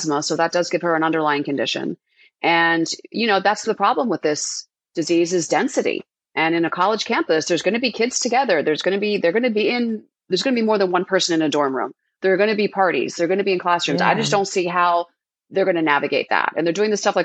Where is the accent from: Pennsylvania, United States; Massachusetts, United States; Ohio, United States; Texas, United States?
Pennsylvania, United States; Philadelphia; I grew up in Philadelphia